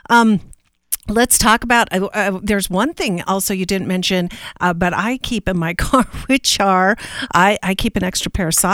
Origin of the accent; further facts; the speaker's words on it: Pacific Northwest, United States; now in Colorado, United States; I, I came from the Northwest, which has a lot of rain, but not a lot of snow and ice. So, about 20 years ago is when I had to get used to it.